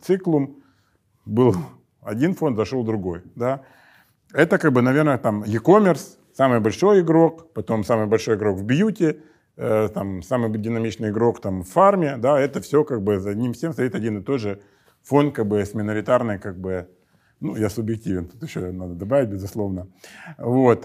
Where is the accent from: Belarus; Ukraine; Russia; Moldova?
Ukraine; Donbas; в Донбассе, откуда я родом